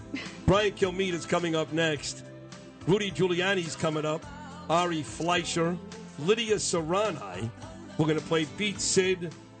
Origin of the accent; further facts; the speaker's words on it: New York City, New York, United States; accent: Brooklyn; that's my Brooklyn accent.